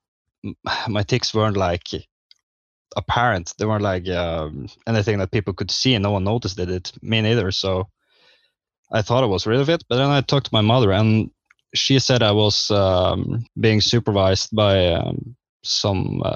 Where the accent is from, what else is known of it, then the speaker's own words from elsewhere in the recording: Northern Norway, Norway; I'm a guy from Norway, the northern part of Norway.